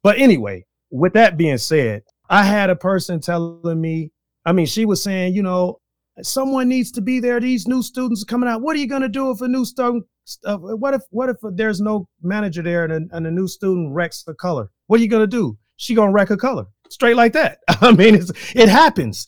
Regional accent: Chicago, Illinois, United States; moved away as an adult; now in Green Bay, United States; I am from Chicago, Illinois, to Wisconsin, way back in two thousand and one

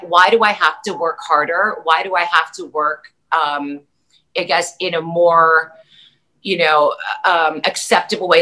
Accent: New York City, New York, United States; moved away; also born or lived in Las Vegas; I grew up in New York City

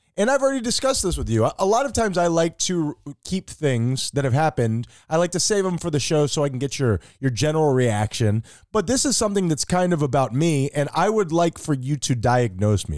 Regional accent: United States; I'm American

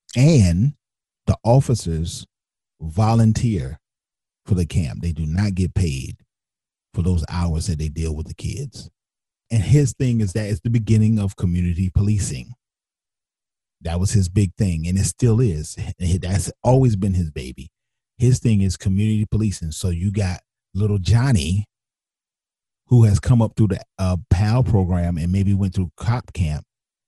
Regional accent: Wilmington, North Carolina, United States; probably one of the roughest streets in Wilmington to this day. and I grew up at 1213 30th Street. I am from the Creekwood Housing Projects.

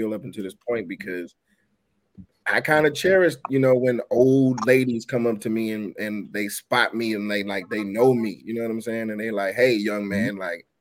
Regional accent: Atlanta, Georgia, United States; as a black man growing up in Atlanta

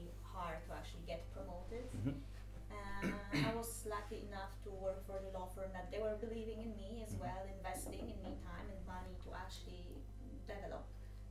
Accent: Poland; moved away as an adult; now in Malta; I'm from Poland. However, I live in Malta for ages, like 8 years.

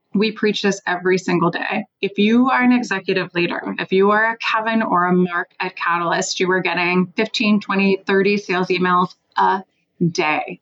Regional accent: Switzerland; now in Washington, D.C., United States; I live in Washington, D.C. I'm originally from Switzerland.

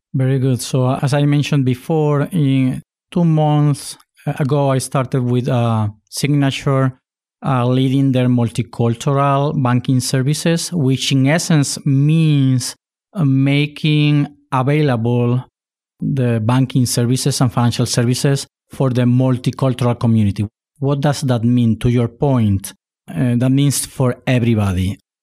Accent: Spain; also born or lived in Puerto Rico; now in United States; I was born in Puerto Rico. My father is Spaniard, and I was raised in Spain.

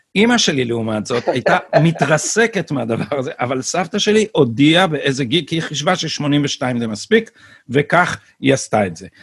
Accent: Jerusalem, Jerusalem District, Israel; now in Tel Aviv, Israel; ואני לא גדלתי ברחביה, גדלתי בנווה שאנן

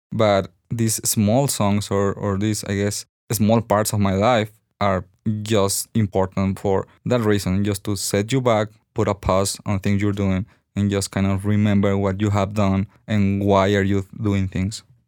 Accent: Sonora, Mexico; moved away as an adult; now in Guadalajara, Mexico; I came from Sonora

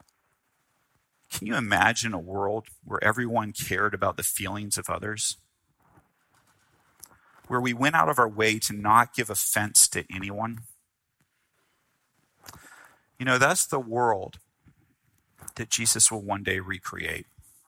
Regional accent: the South, United States; I grew up in the South

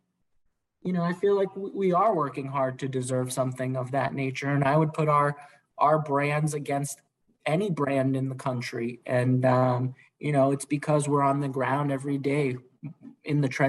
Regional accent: Worcester, Massachusetts, United States; I grew up in Worcester, so giving back to the community is very personal to me

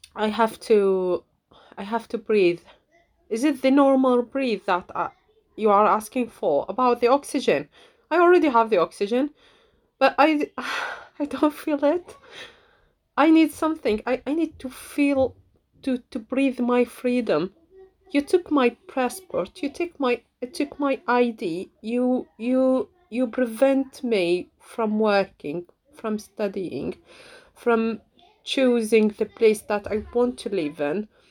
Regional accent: Syria; English is a second language; moved away as an adult; now in United Kingdom; I'm from Syria, I live in the UK, and then I call this my home and this my home

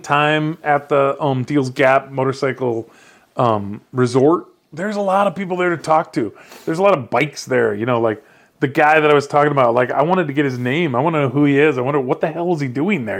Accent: Iowa, United States; I'm from Iowa, but I grew up riding dirt bikes just in the yard

